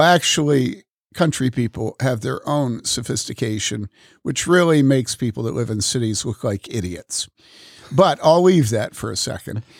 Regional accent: Wheaton, Illinois, United States; moved away; also born or lived in Madison / Boulder; growing up in Wheaton, living in Madison, having lived in Boulder

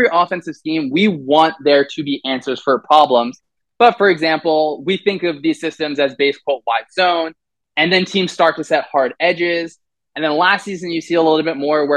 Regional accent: New Jersey, United States; I grew up playing football in New Jersey

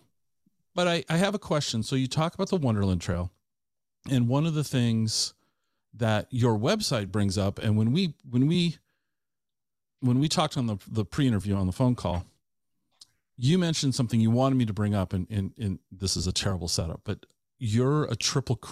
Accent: Tacoma, Washington, United States; I grew up in the Tacoma area

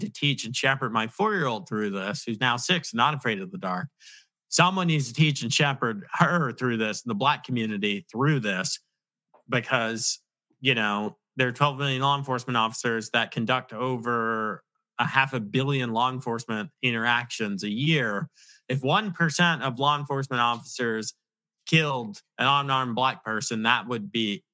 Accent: Virginia, United States; also born or lived in Long Island, New York; I claim to be from Virginia though, because I was raised in Virginia, but I'm from Long Island

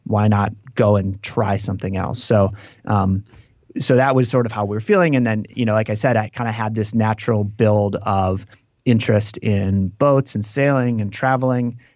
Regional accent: Green Lake, Wisconsin, United States; I grew up in this town called Green Lake

